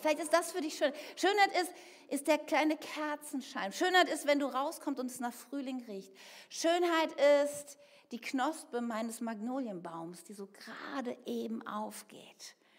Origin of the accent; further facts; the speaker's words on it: Bergisches Land, North Rhine-Westphalia, Germany; Ich bin im Bergischen Land aufgewachsen